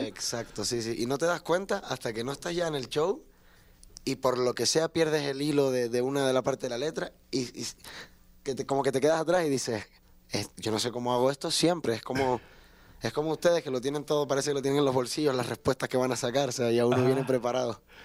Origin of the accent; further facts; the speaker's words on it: San Isidro and Añaza, Tenerife, Canary Islands, Spain; Yo soy de San Isidro y Añaza, que son dos barrios de, Tenerife, de las Islas Canarias